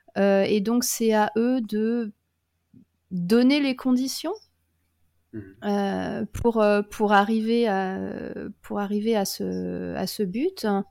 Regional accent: France; moved away as an adult; now in Australia; en grandissant en France

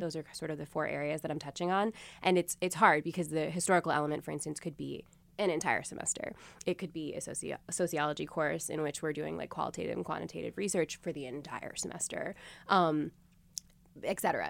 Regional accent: Springfield, Massachusetts, United States; the community music school in my hometown of Springfield, Massachusetts

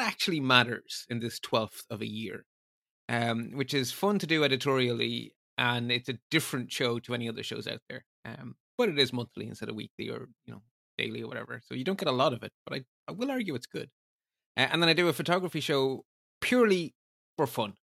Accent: Ireland

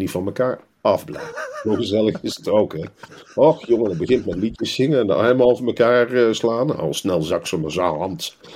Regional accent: Rotterdam, South Holland, Netherlands; Wij komen uit Rotterdam, de liefste stad van Nederland.

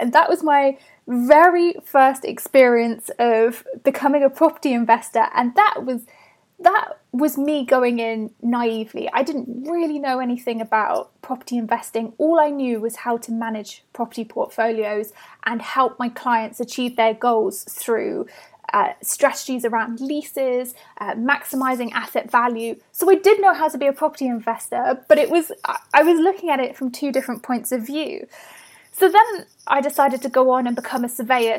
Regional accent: Bath, South West England, United Kingdom; I grew up in Bath in the west of England.

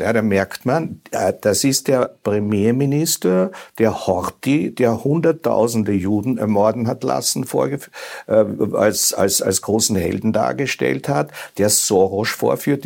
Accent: Austria; als Österreicher

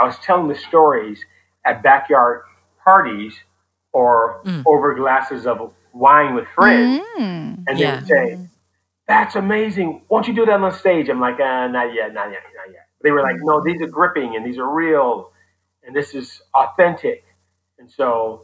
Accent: Oakland, California, United States; I grew up in Oakland in the 70s

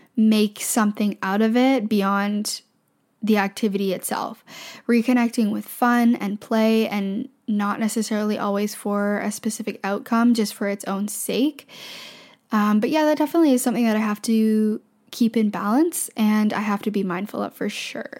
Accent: Canada; I'm from Canada

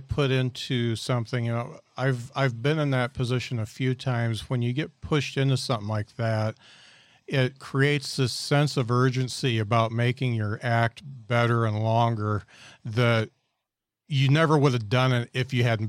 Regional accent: Indiana, United States; now in Huntsville, United States; I come from Indiana and I moved down to Huntsville.

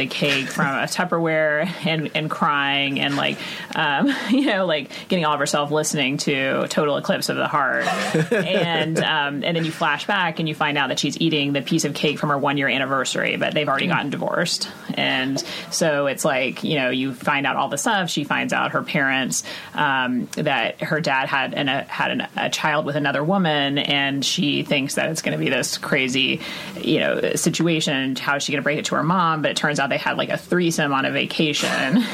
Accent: Texas, United States; moved away; I'm from Texas

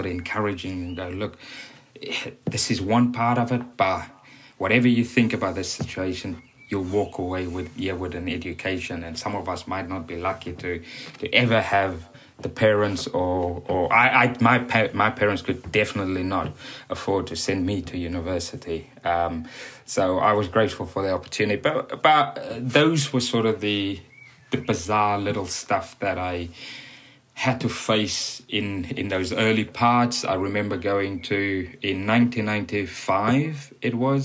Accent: Cape Town, Western Cape, South Africa; moved away as an adult; now in England, United Kingdom; grew up in Cape Town in South Africa, spent most of my youth

